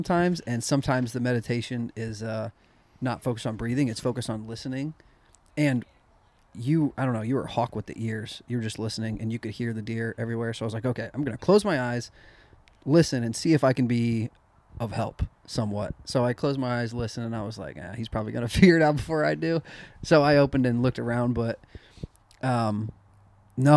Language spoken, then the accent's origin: English; Illinois, United States; I grew up in Illinois where there were smaller population, but a lot of hunters